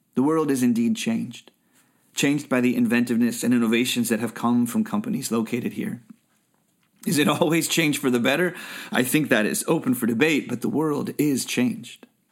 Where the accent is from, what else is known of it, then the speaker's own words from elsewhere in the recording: Bay Area, California, United States; I grew up in the Bay Area